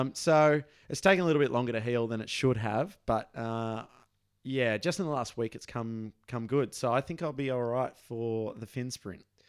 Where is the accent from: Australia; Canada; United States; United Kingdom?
Australia